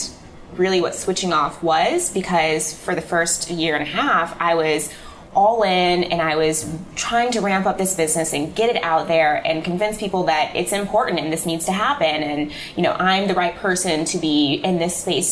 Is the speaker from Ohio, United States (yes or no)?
no; Illinois, United States; moved away as an adult; also born or lived in Manhattan, New York; now in New York, United States; I'm from Illinois. I'm from the Midwest. And so my mom and my dad and my brother are there